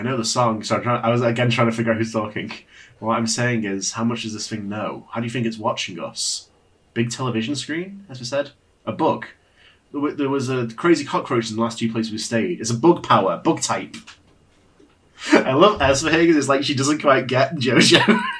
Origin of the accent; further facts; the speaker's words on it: United Kingdom; I'm a British.